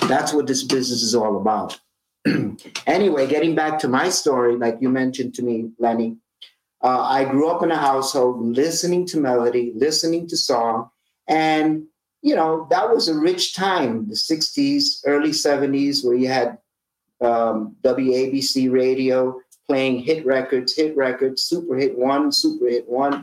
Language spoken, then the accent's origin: English; New York City, New York, United States; when I was a teenager growing up in East Harlem in Manhattan